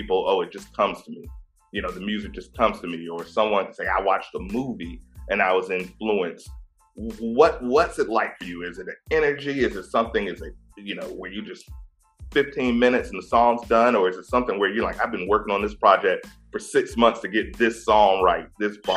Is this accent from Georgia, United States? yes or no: no; Virginia, United States; I'm from Virginia